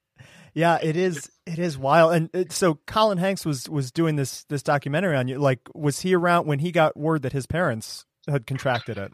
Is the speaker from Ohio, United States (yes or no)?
yes; Ohio, United States; I grew up in Ohio